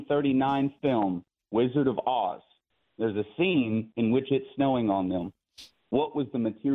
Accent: Cleveland, Texas, United States; And I'm from Cleveland, Texas.

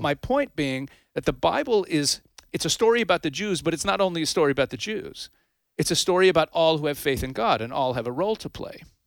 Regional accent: Canada; also born or lived in United States; now in Israel; I was actually raised in Canada. I'm a U S citizen

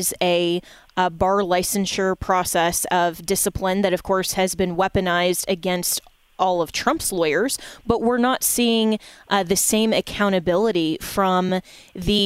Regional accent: Colorado, United States; my home state of Colorado

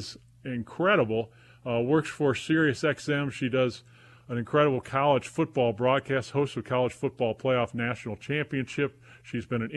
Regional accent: Wilmington, North Carolina, United States; right near my hometown of Wilmington, North Carolina

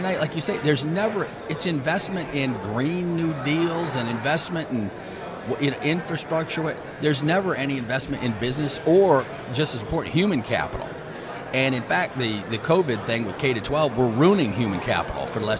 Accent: Michigan, Minnesota, Midwest, United States; I'm from Michigan, Minnesota

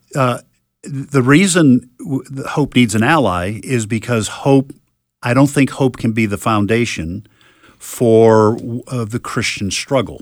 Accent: New England, United States; when I was a young boy and, uh, growing up in New England

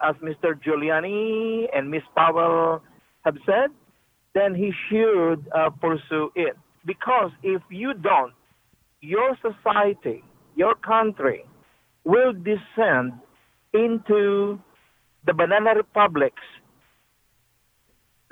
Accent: Philippines; now in Huntsville, Texas, United States; I'm originally from the Philippines

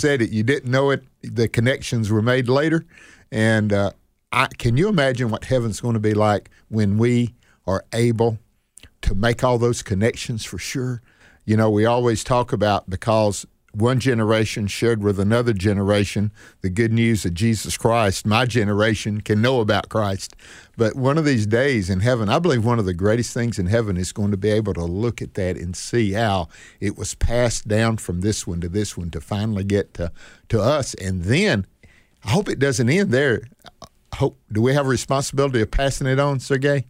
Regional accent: Northeast Mississippi, United States; I was born here in Northeast Mississippi.

